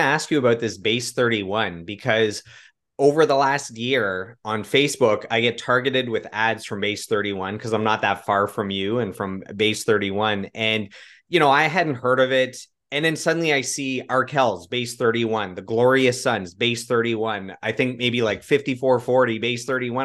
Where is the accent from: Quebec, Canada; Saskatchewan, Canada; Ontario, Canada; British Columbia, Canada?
Ontario, Canada; Russell; I grew up in Russell, Ontario, so about thirty minutes outside of Ottawa